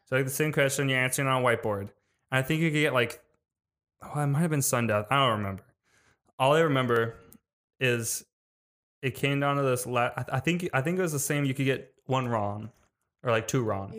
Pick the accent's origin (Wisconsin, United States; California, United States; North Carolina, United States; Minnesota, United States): Wisconsin, United States; I'm from Wisconsin